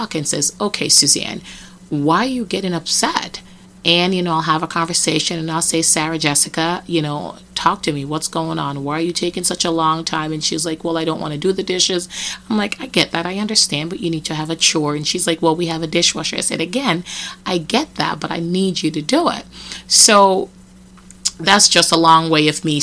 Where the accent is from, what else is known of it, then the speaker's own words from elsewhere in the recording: Jamaica; now in United States; I remember in Jamaica getting beaten a lot